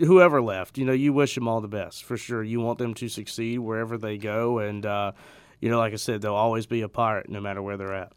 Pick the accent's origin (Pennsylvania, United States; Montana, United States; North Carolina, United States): North Carolina, United States; Greenville; growing up in Greenville for my whole life